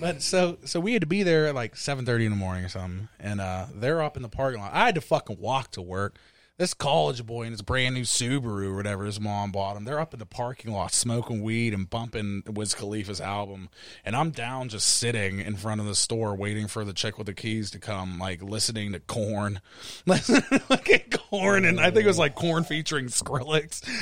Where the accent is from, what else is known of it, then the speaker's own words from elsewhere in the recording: Wilkinsburg, Pennsylvania, United States; I'm not from Upper Saint Clair, dog, you know what I mean? From Wilkinsburg